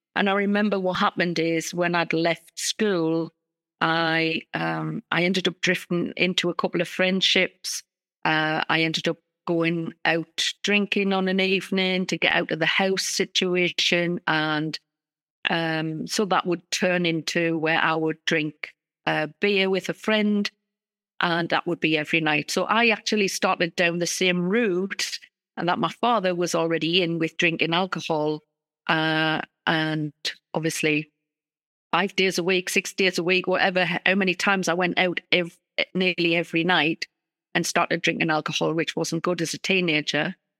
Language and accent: English; North East England, United Kingdom; accent: northeast of England; I come from the northeast of England. That's my accent in the U K